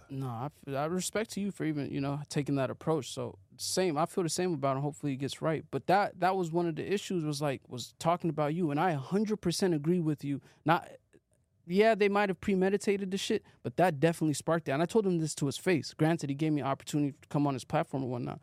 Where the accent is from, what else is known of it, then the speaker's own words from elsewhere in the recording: Arizona, United States; moved away as an adult; also born or lived in Seattle; now in Los Angeles, United States; I was living in Arizona, grew up in Arizona for like ten years